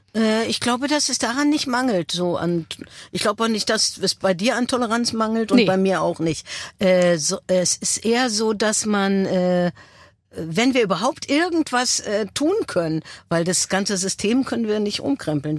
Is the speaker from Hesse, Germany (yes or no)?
no; Berlin, Germany; ich bin ja Berlinerin und ich habe äh, eine Verbundenheit zu diesem Fleckchen Erde